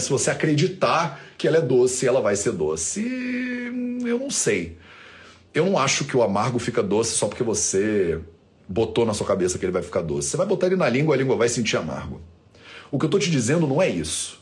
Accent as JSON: {"language": "Portuguese", "region": "Rio de Janeiro", "country": "Brazil", "tie": "born or raised there", "said": "eu passei grande parte da minha infância na Ilha do Governador, no Rio de Janeiro"}